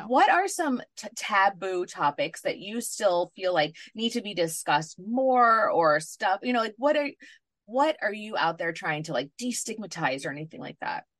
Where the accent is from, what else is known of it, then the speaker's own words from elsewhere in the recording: New York City, New York, United States; I grew up in New York City